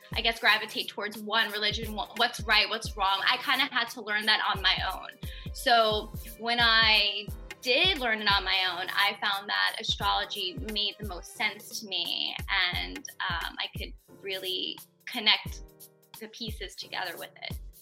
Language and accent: English; New York City, New York, United States; moved away as an adult; now in Delray Beach, United States; I grew up in Queens